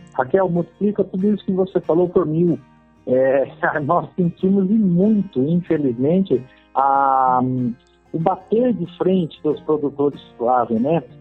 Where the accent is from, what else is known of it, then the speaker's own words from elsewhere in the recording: Botucatu, São Paulo, Brazil; Foi um pequeno sítio na cidade de Botucatu, onde eu nasci.